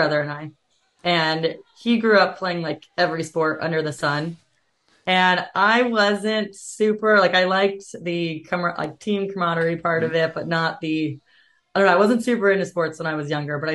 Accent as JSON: {"language": "English", "region": "Southern California", "country": "United States", "tie": "born or raised there", "also_born_or_lived": "Hawaii", "moved": "as an adult", "said": "I grew up in Southern California"}